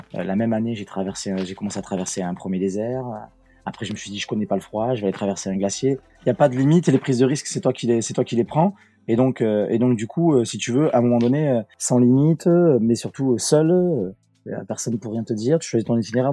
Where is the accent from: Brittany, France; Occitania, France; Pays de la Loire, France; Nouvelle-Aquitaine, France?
Nouvelle-Aquitaine, France; Bordeaux; je vais rentrer dans mon pays d'origine. Et je suis rentré à, à Bordeaux